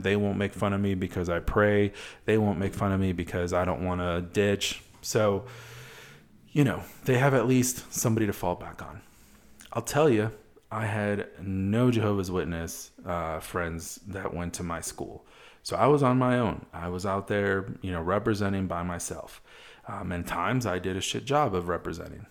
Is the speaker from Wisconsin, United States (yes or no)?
yes; Wisconsin, United States; moved away; also born or lived in Madison, Wisconsin; I'm from Wisconsin originally.